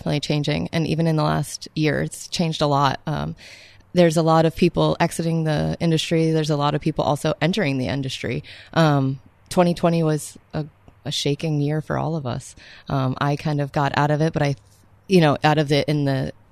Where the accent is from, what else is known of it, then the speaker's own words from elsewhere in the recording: Vermont, United States; I was born in Vermont. My first restaurant job was at a place called the Marina in Brattleboro, Vermont. I was 14 years old